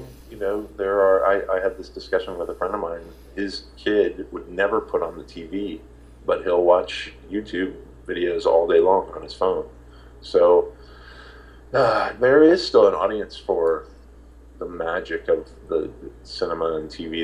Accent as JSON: {"language": "English", "town": "Indianapolis", "region": "Indiana", "country": "United States", "tie": "born or raised there", "moved": "yes", "said": "I'm from Indiana"}